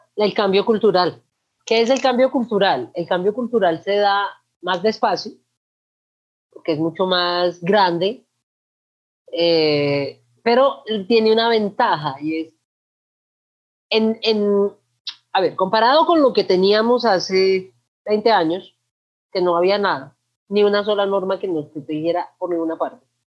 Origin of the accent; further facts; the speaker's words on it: Manizales, Caldas, Colombia; also born or lived in Cali, Colombia; Yo nací en Cali, pero me crié en Manizales